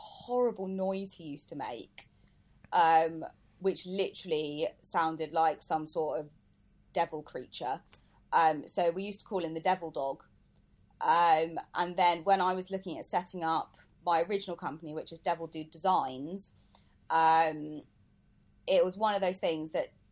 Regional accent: United Kingdom; I am British.

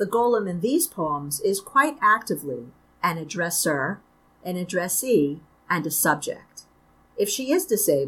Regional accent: New York City, New York, United States; moved away as an adult; now in Syracuse, United States; I'm from Brooklyn, represent. And I grew up in Brooklyn.

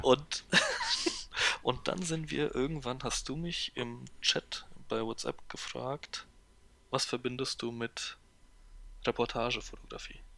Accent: Hesse, Germany; also born or lived in Gernsheim / Poland; ich als Hesse

